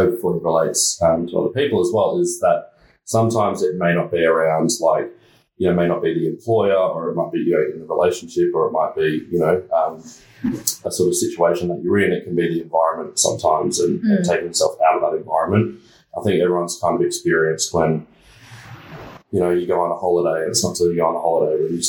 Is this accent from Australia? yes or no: yes; Brisbane, Queensland, Australia; moved away as an adult; also born or lived in Sydney; I was born in Brisbane